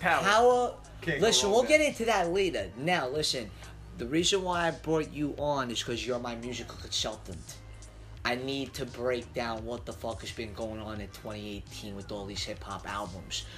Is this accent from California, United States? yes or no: no; New York City, New York, United States; I'm from Staten Island